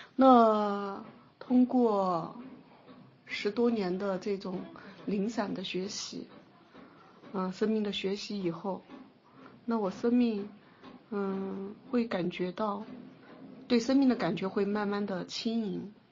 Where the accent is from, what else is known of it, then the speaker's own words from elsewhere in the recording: Nanjing, Jiangsu, China; also born or lived in Xinjiang; 我基本上都是在南京长大的